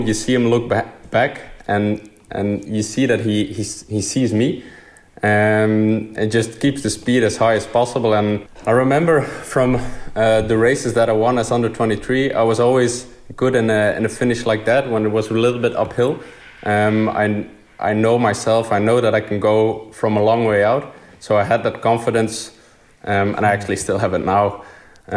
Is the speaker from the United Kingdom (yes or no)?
no; Bruges, Flanders, Belgium; I grew up in Bruges